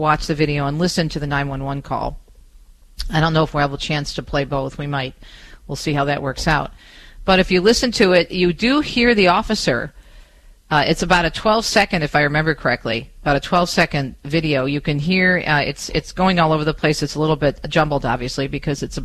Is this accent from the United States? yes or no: yes; Detroit, Michigan, United States; here in my hometown of Metro Detroit